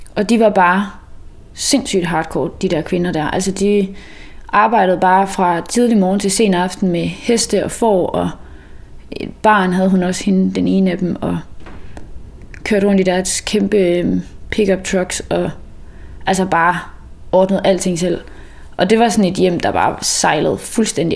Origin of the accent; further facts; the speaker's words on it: Mols, Central Denmark Region, Denmark; moved away as an adult; also born or lived in Copenhagen / Aarhus / Klitmøller; jeg er egentlig vokset op øh, på Mols